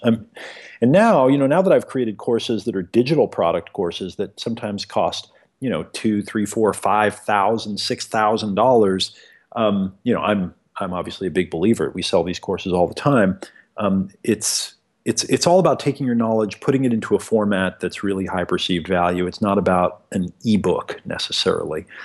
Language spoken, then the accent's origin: English; Eugene, Oregon, United States; I grew up in America here in the backwoods of a little place called Eugene, Oregon